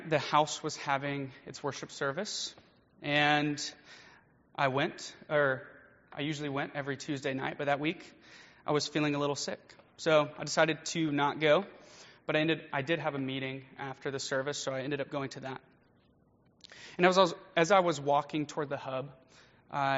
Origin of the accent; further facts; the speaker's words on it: Nashville, Tennessee, United States; also born or lived in Chattanooga, Tennessee; I grew up around Nashville area, and I decided to go to the University of Tennessee at Chattanooga